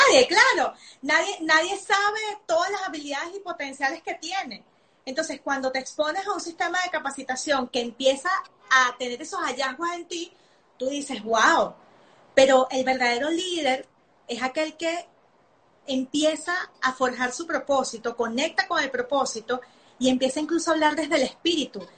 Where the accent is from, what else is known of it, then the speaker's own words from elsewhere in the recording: Venezuela; moved away; Yo soy nacida en Venezuela